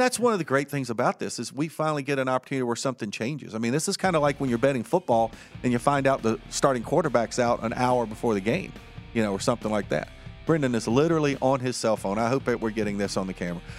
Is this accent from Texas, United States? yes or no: no; Martinsville, Virginia, United States; born or raised there